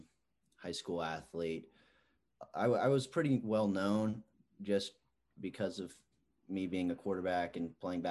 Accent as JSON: {"language": "English", "town": "Houston", "region": "Texas", "country": "United States", "tie": "born or raised there", "moved": "as an adult", "lives_now": "Manhattan, United States", "said": "growing up in Houston, it's kind of the hometown school"}